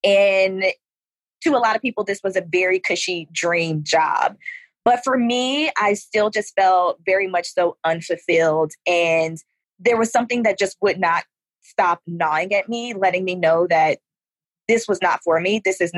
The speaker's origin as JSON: {"language": "English", "town": "Atlanta", "region": "Georgia", "country": "United States", "tie": "born or raised there", "lives_now": "Houston, United States", "said": "I am a military brat, but for the most part, I grew up in Atlanta, Georgia."}